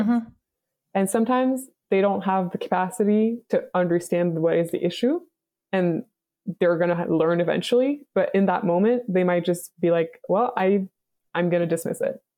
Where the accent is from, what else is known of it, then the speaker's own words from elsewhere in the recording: Montreal, Quebec, Canada; moved away; I'm from Montreal, Canada.